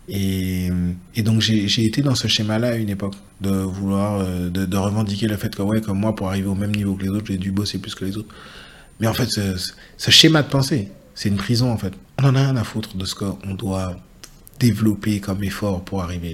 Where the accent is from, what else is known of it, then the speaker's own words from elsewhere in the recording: Guadeloupe; moved away as an adult; also born or lived in Île-de-France; je suis originaire de Guadeloupe. mon père est mandalien et ma mère est des J'ai grandi une partie de mon enfance en Île-de-France où je suis né. Euh, et, j'ai passé euh, de 7 à 21 ans en Guadeloupe